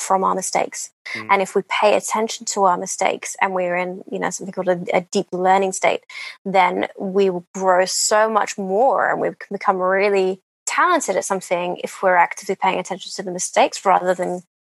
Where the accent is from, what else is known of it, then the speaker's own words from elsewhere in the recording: England, United Kingdom; I'm English